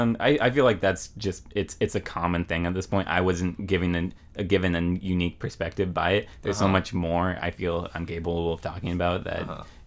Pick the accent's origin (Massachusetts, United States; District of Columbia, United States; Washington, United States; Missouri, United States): Washington, United States; Maple Valley; also born or lived in Seattle / Federal Way / Des Moines, Washington; Maple Valley was the name of the place where I spent most of my childhood